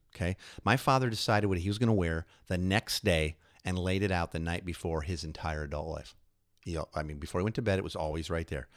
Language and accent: English; Chicago, Illinois, United States; moved away; also born or lived in New York; I grew up in Chicago